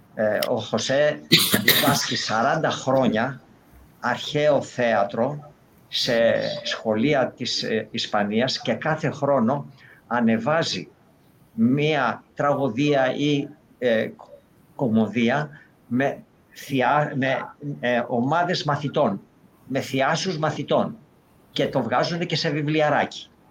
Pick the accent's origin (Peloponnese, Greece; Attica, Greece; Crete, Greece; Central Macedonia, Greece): Peloponnese, Greece; Maniot; εγώ είμαι μανιάτης